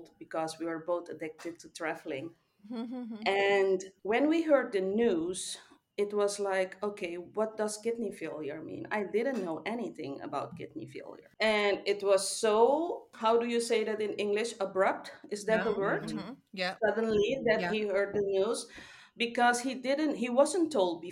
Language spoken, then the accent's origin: English; Suriname; now in Netherlands; I was born in South America, Suriname, but I've been living in the Netherlands for more than 30 years now.